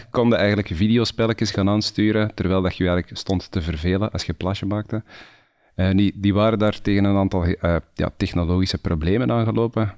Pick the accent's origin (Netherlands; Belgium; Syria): Belgium; Antwerp, Flanders; Ook zoals jij eh, geboren, getogen en nog steeds woonachtig. Eh, om, inmiddels wel in de provincie, niet, meer echt in de stad zelf.